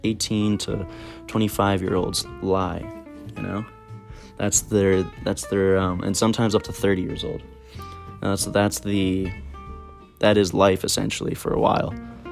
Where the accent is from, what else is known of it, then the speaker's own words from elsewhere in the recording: Alberta, Canada; I grew up in Alberta, so sometimes you get to run into the forest that was just near, it's literally all around us, the boreal forest.